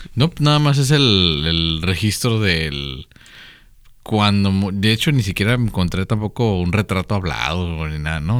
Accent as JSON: {"language": "Spanish", "country": "Mexico", "said": "somos los mexicanos promedio"}